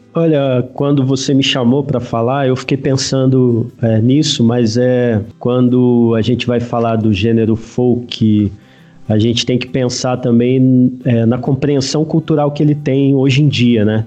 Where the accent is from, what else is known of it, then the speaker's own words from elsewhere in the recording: Rio de Janeiro, Brazil; moved away as an adult; also born or lived in São Paulo; now in Campinas area, Brazil; sou carioca